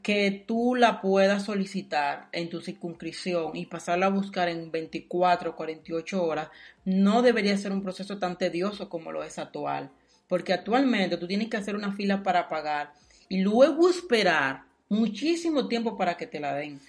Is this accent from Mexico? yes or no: no; Dominican Republic; moved away; soy dominicano